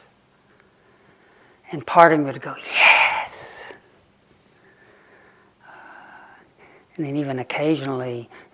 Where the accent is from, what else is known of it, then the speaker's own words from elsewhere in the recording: Lake Chickamauga, Tennessee, United States; when I was growing up on Lake Chickamauga